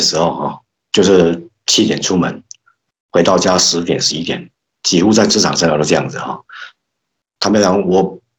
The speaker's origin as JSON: {"language": "Chinese", "region": "Yilan County", "country": "Taiwan", "tie": "born or raised there", "said": "那我们现在林家的祖坟哦，还在那个宜兰的顶埔，所以我我们。对宜兰，它是一个怎么样？是我们家乡的圣地了哈。"}